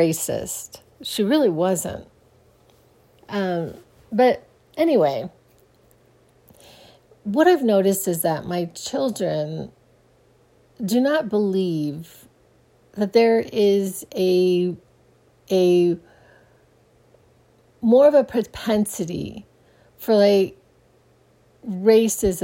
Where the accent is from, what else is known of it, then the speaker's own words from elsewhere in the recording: Phoenix, Arizona, United States; I grew up in Phoenix, Arizona